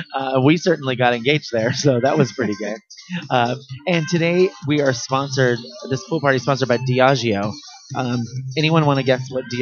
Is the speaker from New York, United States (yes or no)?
no; Los Angeles, California, United States; it's kind of like a staple when you grow up in Los Angeles or in Orange County, as Monks did.